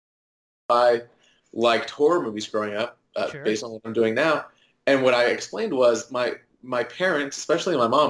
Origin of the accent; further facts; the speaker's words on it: Dallas, Texas, United States; I'm from Dallas. Born and raised in Dallas